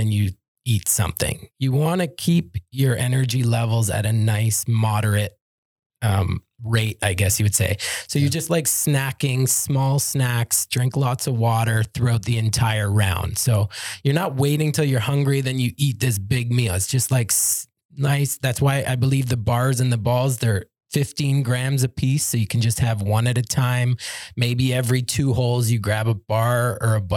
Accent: Toronto, Ontario, Canada; I'm from Toronto

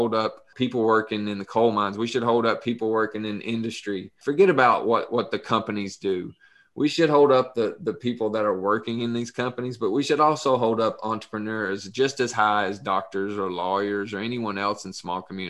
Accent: Pineville, Kentucky, United States; where we grew up in Pineville

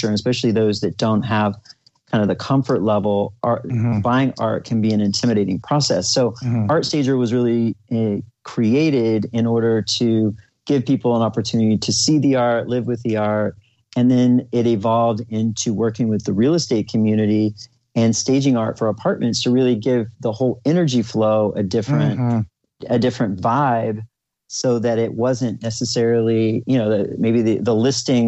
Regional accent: Oklahoma, United States; the conservative environment that I grew up in Oklahoma, middle America

